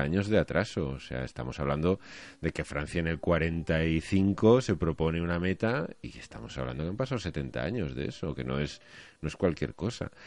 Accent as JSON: {"language": "Spanish", "country": "Spain"}